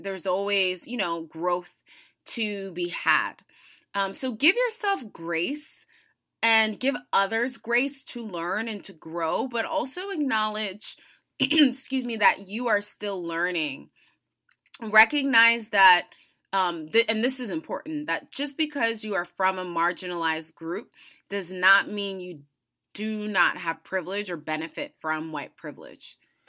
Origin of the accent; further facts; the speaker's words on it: United States; I was born and raised in the United States, so that comes with many, many privileges.